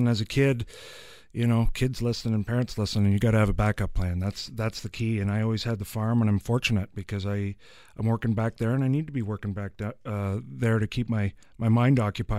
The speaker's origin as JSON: {"language": "English", "town": "Nobleton", "region": "Ontario", "country": "Canada", "tie": "born or raised there", "said": "We grew up in Nobleton, like you said, Jack, Jay, and myself. And I grew up on a farm just outside of town. It's a sod farm."}